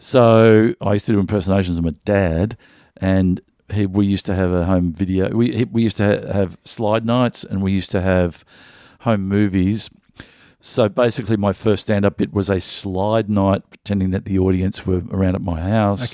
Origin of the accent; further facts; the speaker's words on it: Melbourne, Victoria, Australia; I, I grew up in the northern suburbs in Strathmore